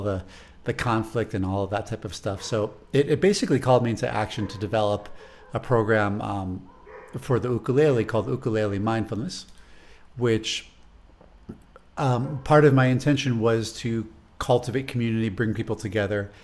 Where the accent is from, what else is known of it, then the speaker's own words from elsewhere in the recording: Chicago, Illinois, United States; accent: Chicago; my Chicago accent